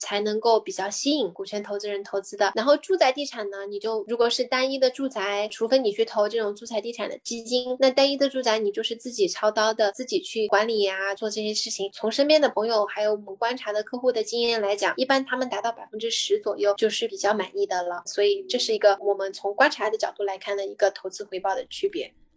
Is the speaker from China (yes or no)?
yes; China; now in United States; 我们中国人非常熟悉的炒房